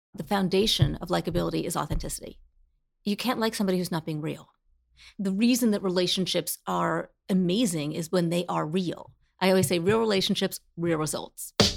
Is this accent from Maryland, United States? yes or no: no; New Jersey, United States; I grew up in Jersey on a hill.